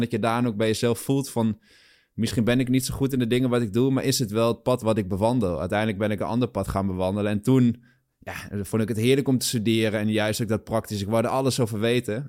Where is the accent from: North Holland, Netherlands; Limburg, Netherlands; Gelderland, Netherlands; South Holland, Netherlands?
Gelderland, Netherlands; Achterhoek; moved away as an adult; also born or lived in Nijmegen / Amsterdam; ik kom een sprong uit de Achterhoek